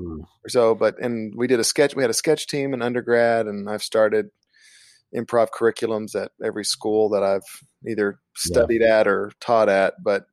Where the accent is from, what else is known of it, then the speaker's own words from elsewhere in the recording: Kentucky, United States; I'm from like there's like 3,000 people in my hometown, so it's kind of a small town in southeastern Kentucky